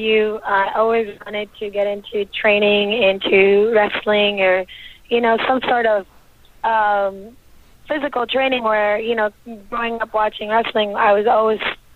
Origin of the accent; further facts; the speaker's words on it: New York City, New York, United States; moved away as an adult; also born or lived in Lebanon / Queens, New York; now in West Hollywood, United States; I was born in Lebanon and moved to Queens, New York when I was a baby, you could say, and grew up in New York City